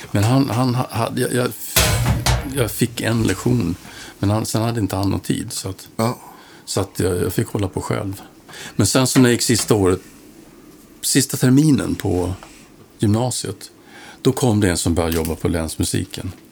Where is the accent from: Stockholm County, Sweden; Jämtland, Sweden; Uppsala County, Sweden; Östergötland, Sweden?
Jämtland, Sweden; Östersund; also born or lived in Kalix / Falun / Avesta / United States; Ähm, vi flyttade en hel del, men på något vis Östersund.